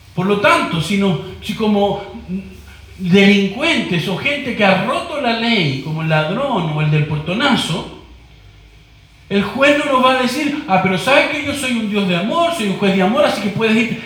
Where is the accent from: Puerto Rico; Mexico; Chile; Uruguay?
Chile; como decimos en chileno